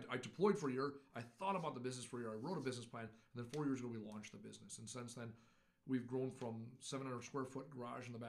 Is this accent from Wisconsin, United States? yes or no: yes; Menomonee Falls, Wisconsin, United States; I grew up in Menominee Falls